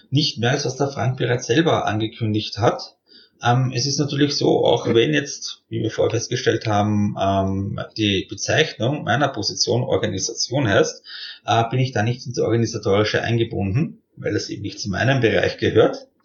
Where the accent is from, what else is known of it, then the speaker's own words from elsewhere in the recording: Austria; Ich meine, als Österreicher tut man sich halt ein bisschen schwer, so aus diesem kleinen Land herauszukommen.